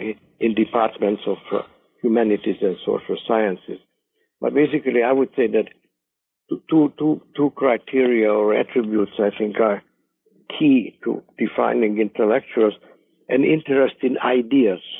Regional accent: Hungary; moved away as an adult; also born or lived in England / United States; now in Northampton, United States; growing up in Hungary

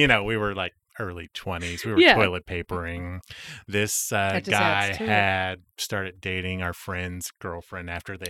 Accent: East Bay, California, United States; moved away; I grew up in the Bay Area-ish. East okay. Bay.

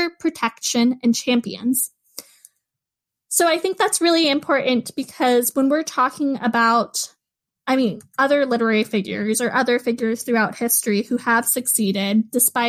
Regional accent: United States; as an American

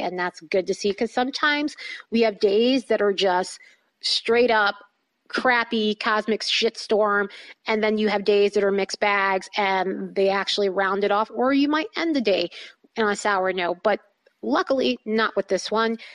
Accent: East Coast, United States; moved away; I'm from the East Coast and a lot of my friends, family are on the East Coast

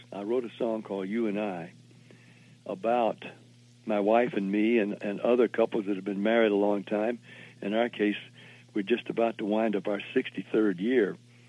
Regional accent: Jacksonville, Florida, United States; moved away; also born or lived in Nashville, Tennessee / Denton, Texas; I was born in Jacksonville

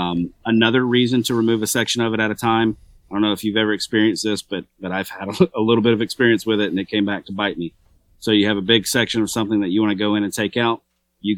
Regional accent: Georgia, United States; I'm a redneck from Georgia, so.

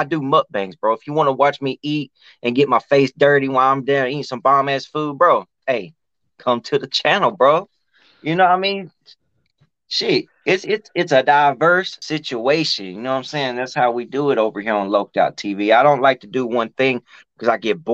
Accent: Dalton, Georgia, United States; I'm from Georgia, right? And I live this Georgia life out here

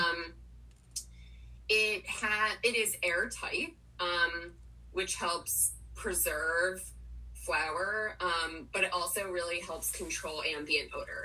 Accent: Potomac, Maryland, United States; moved away as an adult; also born or lived in Washington, D.C. / New York City; grew up in Potomac, Maryland, um, which is relevant because I literally just moved back here

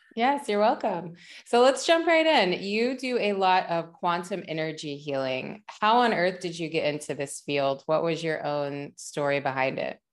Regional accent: West Virginia, United States; moved away; I grew up in West Virginia

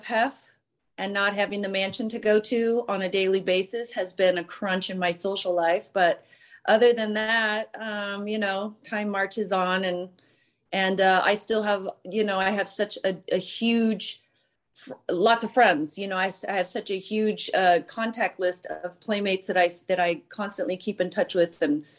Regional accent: Santa Barbara, California, United States; No, I'm from Santa Barbara.

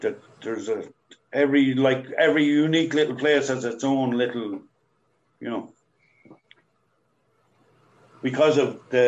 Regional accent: Ireland; We speak English the way we speak English as Irish.

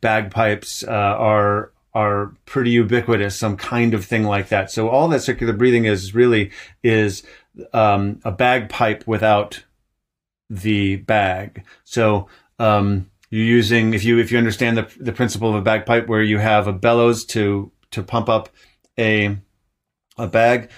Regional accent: Ann Arbor, Michigan, United States; also born or lived in Vermont; now in Montreal, Canada; I grew up in Ann Arbor, Michigan.

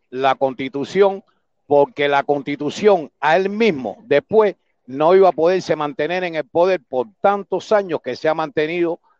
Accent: Cuba; Somos cubanos todos

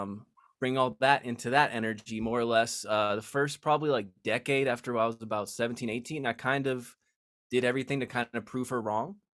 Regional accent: Las Vegas, Nevada, United States; I was born and raised in Las Vegas

